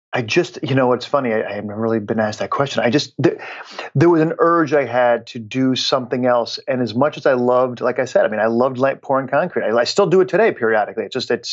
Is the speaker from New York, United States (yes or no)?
yes; Schenectady, New York, United States; I grew up in Schenectady, New York